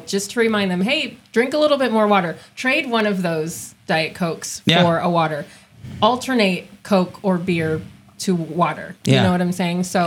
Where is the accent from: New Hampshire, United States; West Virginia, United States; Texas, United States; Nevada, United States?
Nevada, United States; Las Vegas; I grew up in Las Vegas. I'm from the desert.